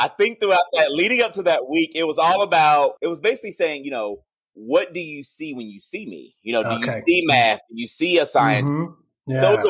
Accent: Louisville, Kentucky, United States; I'm from Louisville, Kentucky.

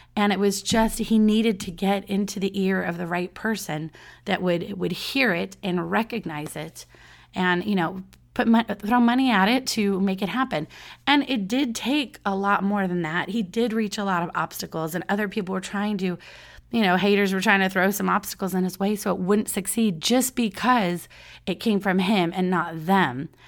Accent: Southern California, United States; I'm from Southern California

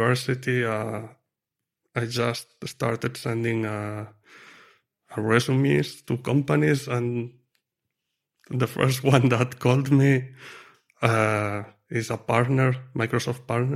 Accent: Lleida, Catalonia, Spain; moved away as an adult; also born or lived in Madrid, Spain; now in near Madrid, Spain; I'm from near Barcelona, a city called Lleida

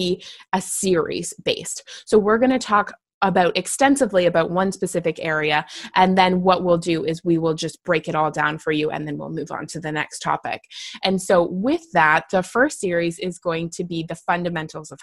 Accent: Canada; I am just Canadian.

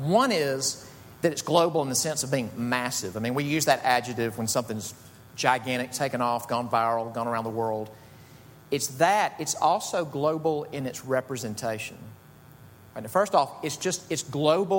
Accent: Jackson, Mississippi, United States; Jackson, Mississippi, which is my hometown

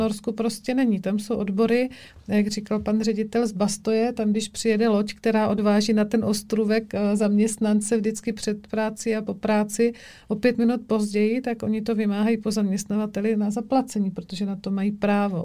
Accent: Brno, South Moravian Region, Czechia; u nás v Brně, v Šalině

